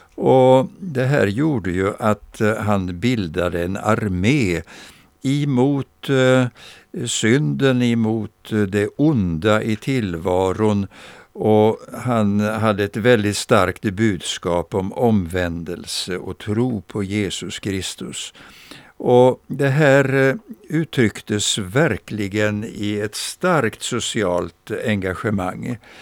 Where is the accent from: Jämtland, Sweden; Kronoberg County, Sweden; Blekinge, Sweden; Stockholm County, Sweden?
Kronoberg County, Sweden; Växjö; Jag minns min barndom här i Växjö